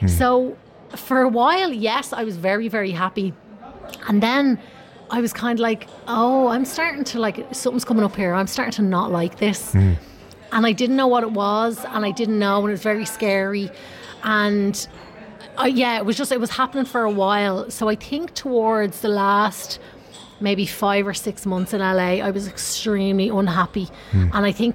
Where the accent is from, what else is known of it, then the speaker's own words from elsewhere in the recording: Tallaght, Leinster, Ireland; moved away as an adult; also born or lived in Los Angeles; I grew up in Tallaght